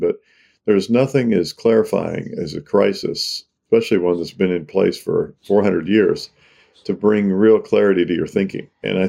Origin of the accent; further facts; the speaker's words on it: the South, United States; My story is that I grew up in the South. My parents were very progressive.